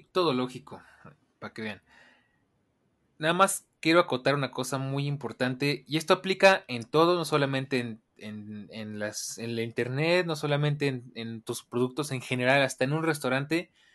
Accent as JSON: {"language": "Spanish", "country": "Mexico", "said": "como buen mexicano"}